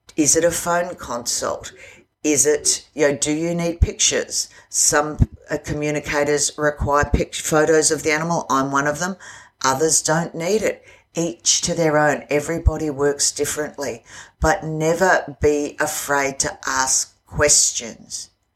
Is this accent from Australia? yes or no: yes; Australia; I'm an Aussie